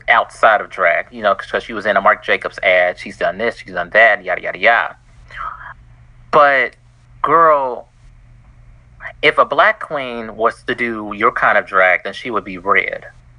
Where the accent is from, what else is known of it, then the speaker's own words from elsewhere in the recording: Kentucky, United States; accent: country; Oh, Kentucky.